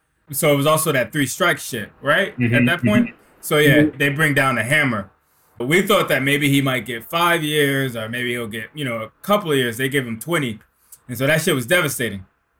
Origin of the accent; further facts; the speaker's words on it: Newark, New Jersey, United States; I mean, it starts in Newark. It starts in the Garden Spires, 1985, crack epidemic.